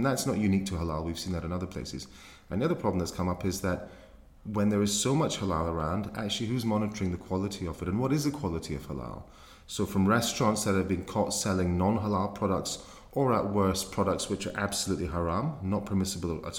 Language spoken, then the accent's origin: English; Glasgow, Scotland, United Kingdom; moved away as an adult; now in London, United Kingdom; as a young man growing up in Glasgow